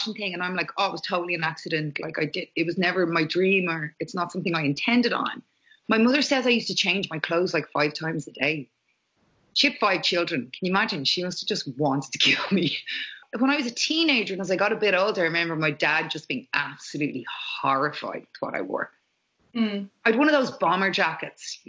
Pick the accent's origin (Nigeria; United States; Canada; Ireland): Ireland; I was raised Catholic in Ireland